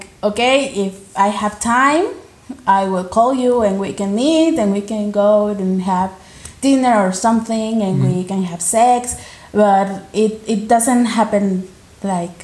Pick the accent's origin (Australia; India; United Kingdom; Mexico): Mexico; Oaxaca; also born or lived in Mexico City; I'm from Oaxaca.